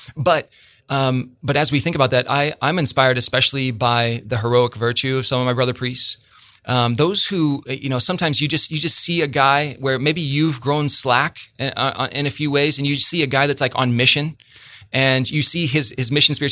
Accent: Bloomington, Illinois, United States; I'm from Bloomington, man, and there's there's a huge difference for those of us who live in this town.

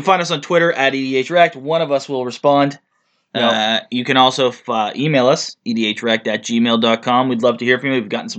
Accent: Canada; we're Canadian

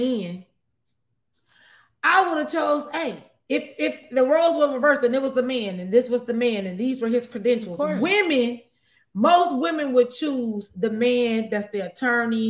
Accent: Midwest, United States; I'm from the Midwest

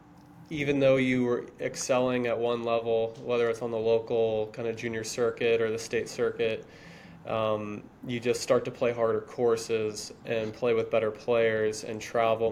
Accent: New Smyrna Beach, Florida, United States; also born or lived in Lake Mary, Florida; I'm from New Smyrna Beach, Florida, just a small beach town just south of Daytona Beach. Grew up playing at the New Smyrna Muni

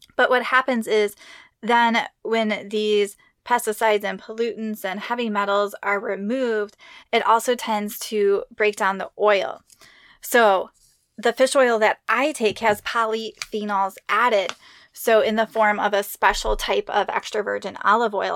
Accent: Midwest, United States; I grew up in the Midwest

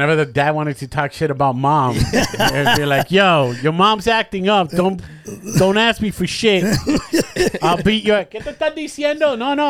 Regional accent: New York, United States; also born or lived in Puerto Rico; I was born in New York. I was raised in Puerto Rico.

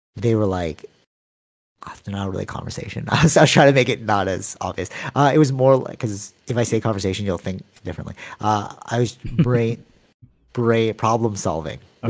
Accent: Canada; I'm from Canada

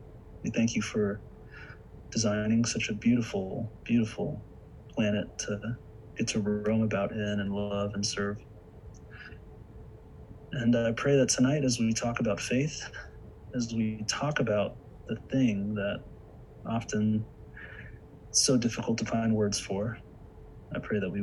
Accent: the Bible Belt, United States; growing up in churches in growing up in the Bible Belt, I was raised with having lots of questions

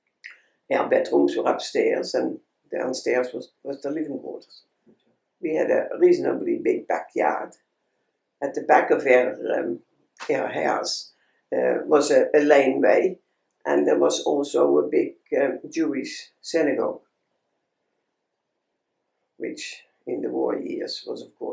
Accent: Netherlands; I was born in Holland on the 3rd of August, 1930

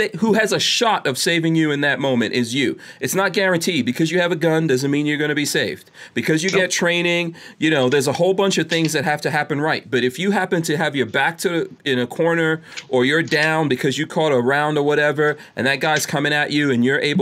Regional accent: New York City, New York, United States; moved away; I grew up in New York City, and I worked in Manhattan

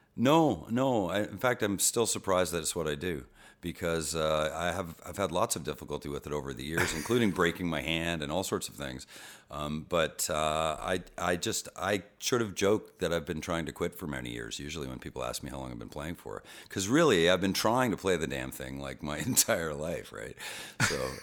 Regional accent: Boston, Massachusetts, United States; we lived across from Fenway Park when I was a baby. I was born in Boston

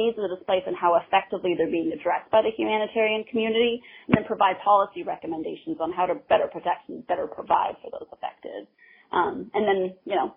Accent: Canada; I'm from Canada

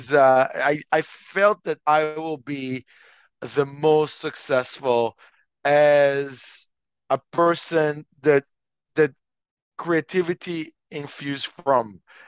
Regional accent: Montreal, Quebec, Canada; also born or lived in Israel; Okay, well, so I'm from Montreal, Canada. I'm actually originally from Israel, but that is really a long time ago.

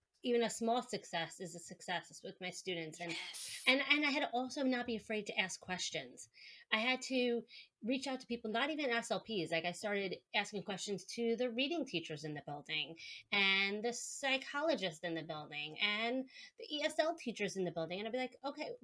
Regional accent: New York, United States; accent: New York; I'm a speech language pathologist from New York, if you can tell from my accent

